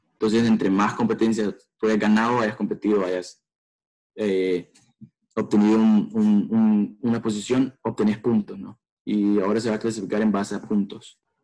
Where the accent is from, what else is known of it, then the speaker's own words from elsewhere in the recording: El Salvador; moved away as an adult; now in United States; soy de Salvador